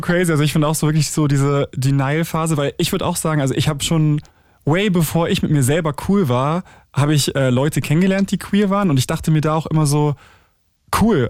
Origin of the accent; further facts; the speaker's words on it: Schleswig-Holstein, Germany; ich bin ja in Schleswig-Holstein zur Schule gegangen